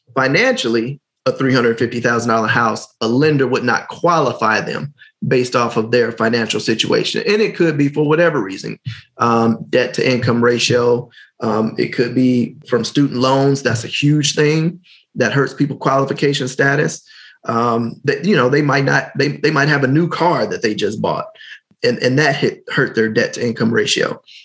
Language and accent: English; Gary, Indiana, United States; I'm from Gary.